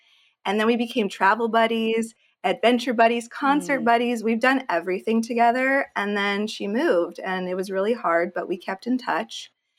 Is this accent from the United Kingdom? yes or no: no; Los Angeles, California, United States; also born or lived in Arizona; I live in Los Angeles, California, born and raised in the San Fernando Valley, which is right by LA. If you've been to LA, you know the area. Then my family moved out a little bit, about 45 minutes north, when I was like 9 years old.